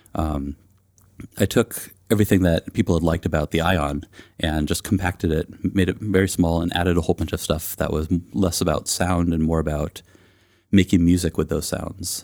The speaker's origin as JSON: {"language": "English", "area": "East Bay", "region": "California", "country": "United States", "tie": "born or raised there", "said": "I grew up in the East Bay of California, and I've, um, lived there kind of on and off my entire life"}